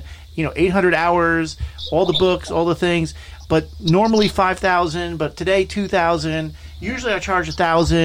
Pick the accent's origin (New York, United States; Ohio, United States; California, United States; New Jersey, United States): New Jersey, United States; I'm from New Jersey